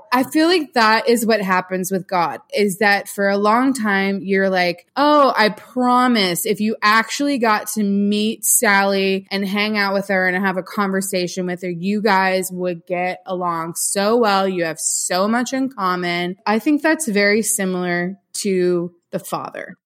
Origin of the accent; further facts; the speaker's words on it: St. Petersburg, Florida, United States; moved away as an adult; also born or lived in West Palm Beach, Florida; now in Franklin, United States; I grew up in St. Petersburg, so just south of you